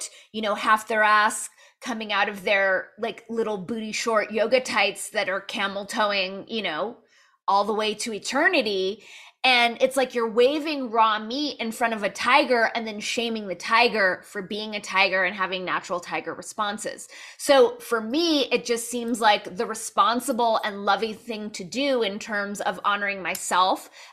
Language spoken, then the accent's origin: English; Los Angeles, California, United States; I was born and raised in Los Angeles